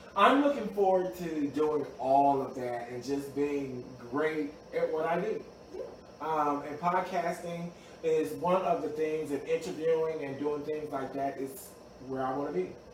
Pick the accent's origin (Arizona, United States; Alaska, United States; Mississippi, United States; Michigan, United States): Mississippi, United States; also born or lived in Washington, D.C.; now in Maryland, United States; I'm originally from Mississippi.